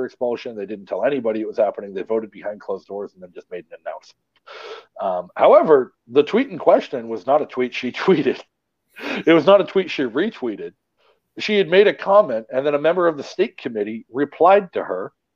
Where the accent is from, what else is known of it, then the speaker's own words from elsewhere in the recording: Massachusetts, United States; moved away; I'm much more familiar with Massachusetts than I am with Delaware because I grew up in Massachusetts